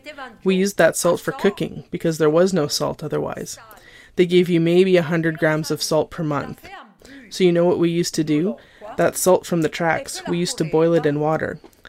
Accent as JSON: {"language": "English", "region": "Lombardy", "country": "Italy", "tie": "born or raised there", "said": "For me, in the home I grew up in near Milan before the war, I didn't suffer hunger because farmers had everything."}